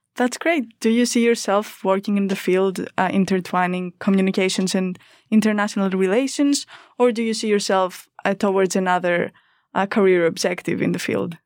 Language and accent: English; Greece; English is a second language; moved away as an adult; I'm an international student. I'm from Greece